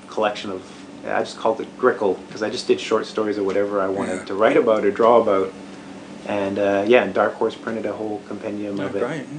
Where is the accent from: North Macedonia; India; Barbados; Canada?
Canada; moved away as an adult; also born or lived in Bay Area, California; now in Portland, United States; I grew up in Canada